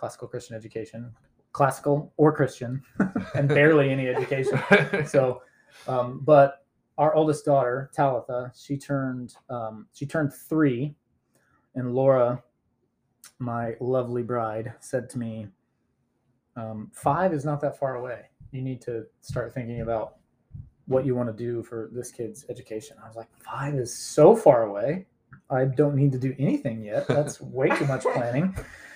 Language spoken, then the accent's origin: English; Independence, Missouri, United States; also born or lived in Atlanta, Georgia / Lee's Summit, Missouri; now in Greenwood, United States; I grew up in Independence, Missouri, and then spent 5 years in Atlanta and then came back to Kansas City, lived in Lee Summit, went to Lee Summit West High School